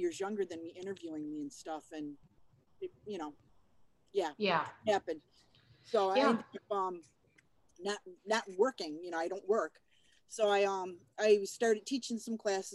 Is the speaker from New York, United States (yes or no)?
yes; Buffalo, New York, United States; moved away as an adult; now in Des Moines, United States; I grew up in Buffalo.